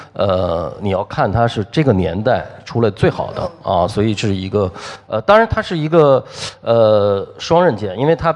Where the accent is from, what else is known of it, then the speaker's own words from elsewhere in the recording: China; 但是呢，我们中国人他很早以前我们就政教分离了，大概在这个周朝的时候就政教就分离了。其实我们中国人离这个自然非常非常远了